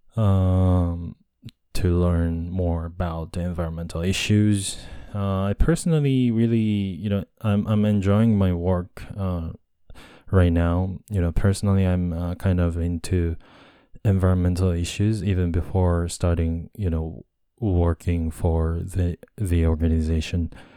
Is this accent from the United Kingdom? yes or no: no; Japan; English is a second language; also born or lived in United States; I'm a Japanese guy and English is my second language